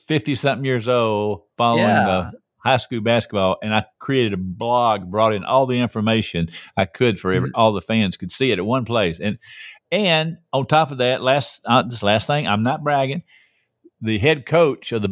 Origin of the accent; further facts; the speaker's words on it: Atlanta, Georgia, United States; I grew up in Atlanta, capital, southeast capital.